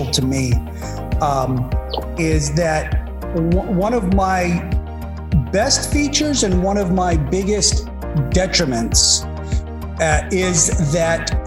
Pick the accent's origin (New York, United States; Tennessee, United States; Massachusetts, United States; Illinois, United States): Massachusetts, United States; Boston; growing up in Boston